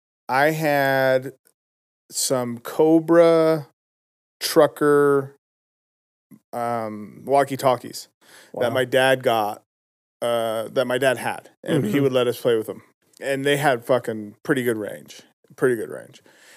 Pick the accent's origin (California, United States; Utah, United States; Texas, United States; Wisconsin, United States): Utah, United States; West Valley City; also born or lived in Magna, Utah; I was born in West Valley.